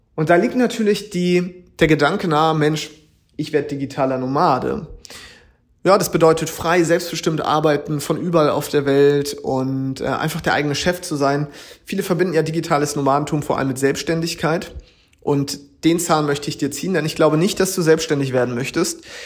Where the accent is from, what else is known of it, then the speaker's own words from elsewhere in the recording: Schleswig-Holstein, Germany; moved away as an adult; now in Hamburg, Germany; ich komme ja aus Schleswig-Holstein